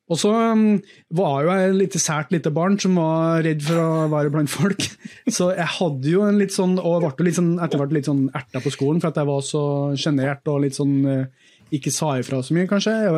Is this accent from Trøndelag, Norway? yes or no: yes; Grong, Trøndelag, Norway; Eh, og glem at jeg er fra Grong akkurat nå. Men jeg vokste opp i Grong. Kommer fra en, en gård